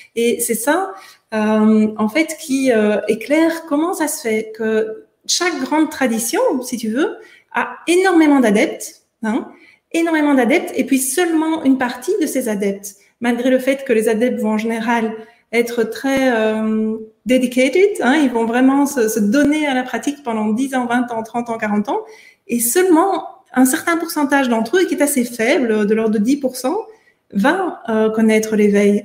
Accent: Belgium; moved away as an adult; also born or lived in United States; je suis belge

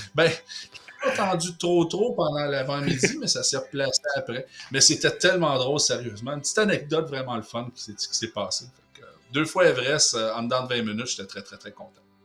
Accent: Quebec, Canada; en tant que Québécois

